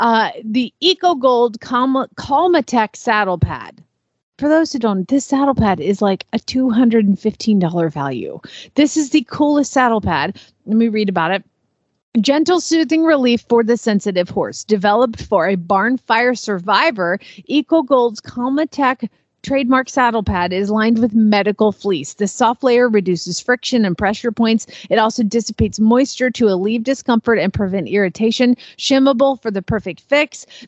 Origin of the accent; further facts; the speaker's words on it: the South, United States; accent: Southern, Oklahoma; my accent, my Southern accent is tipping very Oklahoma these days because I hear it all the time.